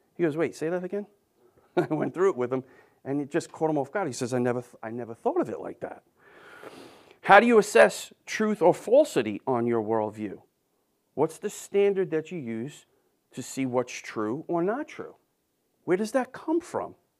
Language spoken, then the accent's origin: English; New York, United States; I'm from New York.